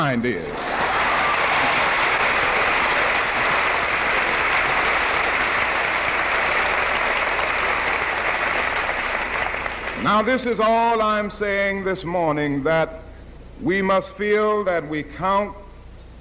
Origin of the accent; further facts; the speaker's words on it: Atlanta, Georgia, United States; growing up in Atlanta, Georgia, I had to go to high school on the other side of town